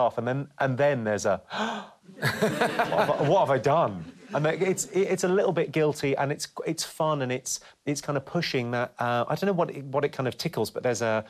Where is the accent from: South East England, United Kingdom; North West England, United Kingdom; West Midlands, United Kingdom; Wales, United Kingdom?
South East England, United Kingdom; also born or lived in Slough / Ireland; I speak and present myself in this way because I was raised and educated in the home counties.